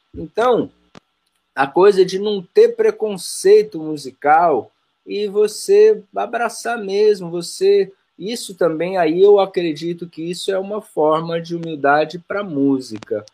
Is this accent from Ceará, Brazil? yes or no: no; ABC Paulista, São Paulo, Brazil; also born or lived in Rio de Janeiro / Bahia; sou do ABC Paulista.